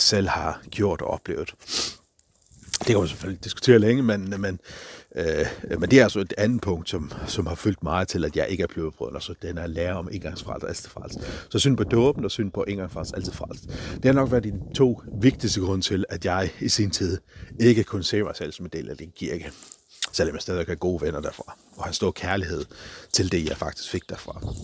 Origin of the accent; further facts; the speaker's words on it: Faroe Islands; på færgerne, hvor jeg kommer fra